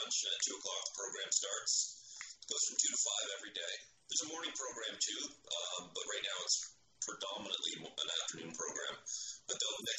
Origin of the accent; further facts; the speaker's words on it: Oshawa, Ontario, Canada; moved away as an adult; also born or lived in Mississauga; now in Winter Garden, United States; I was born and raised in Oshawa.